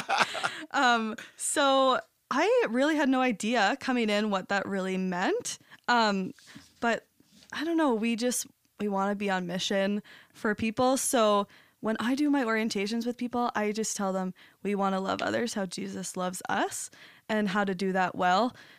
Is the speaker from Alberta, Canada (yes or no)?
no; St. Thomas, Ontario, Canada; moved away as an adult; now in St. Catharines, Canada; I'm from Saint Thomas and just moved here just over two months ago.